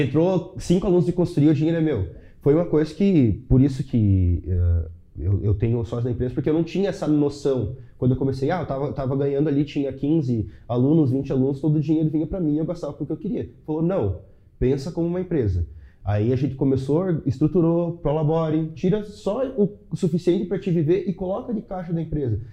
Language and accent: Portuguese; Chapecó, Santa Catarina, Brazil; eu sou de Chapecó. Uhum. Sou de Chapecó, uma cidade de 200 mil habitantes